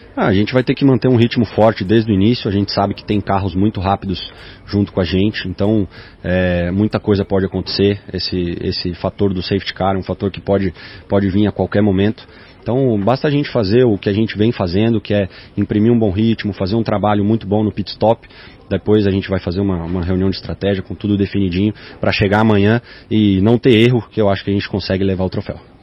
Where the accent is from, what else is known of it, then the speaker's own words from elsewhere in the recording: southwest Paraná, Brazil; de onde eu nasci, do sudoeste do Paraná